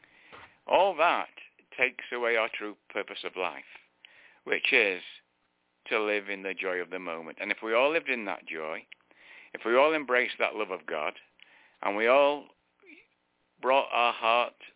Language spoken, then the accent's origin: English; United Kingdom; now in United States; I was born British